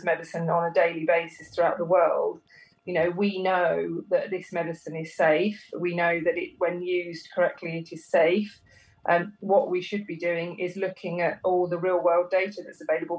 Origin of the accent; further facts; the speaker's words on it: United Kingdom; we are also, as British people